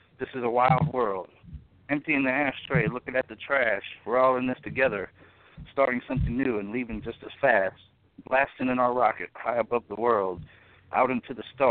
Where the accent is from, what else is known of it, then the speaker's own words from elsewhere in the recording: the South, United States; now in Newark, Illinois, United States; actually a southern boy in Northern Territory right now